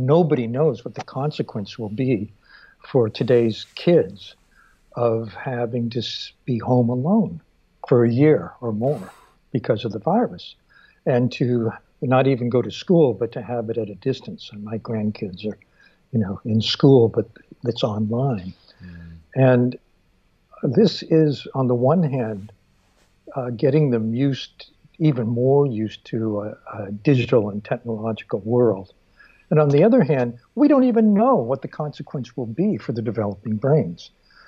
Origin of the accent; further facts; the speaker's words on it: Stockton, California, United States; He grew up in Modesto. I grew up in Stockton.